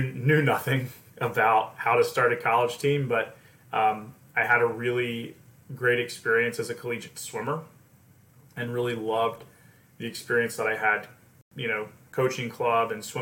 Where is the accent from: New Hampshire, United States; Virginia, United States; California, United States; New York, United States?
Virginia, United States; Lynchburg; where I grew up in Lynchburg, Virginia